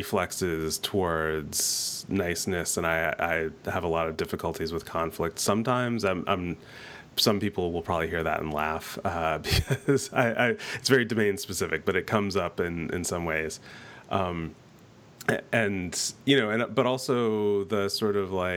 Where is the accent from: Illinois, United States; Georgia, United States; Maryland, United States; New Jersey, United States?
New Jersey, United States; now in Eugene, United States; I grew up in New Jersey